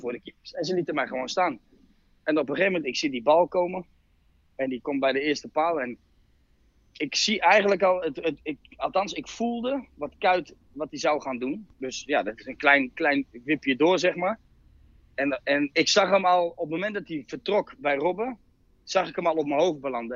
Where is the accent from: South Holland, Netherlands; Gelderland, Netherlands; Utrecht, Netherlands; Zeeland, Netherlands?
Utrecht, Netherlands; ik kom uit Utrecht